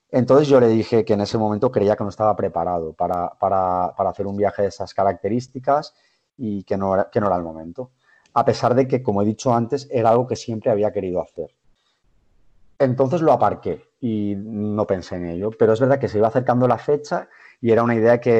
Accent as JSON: {"language": "Spanish", "town": "Gandia", "region": "Valencian Community", "country": "Spain", "lives_now": "Valencia, Spain", "said": "soy de Gandía, realmente soy de Gandía. Vivo, vivo ahora en eh, Valencia por eh, cuestiones laborales"}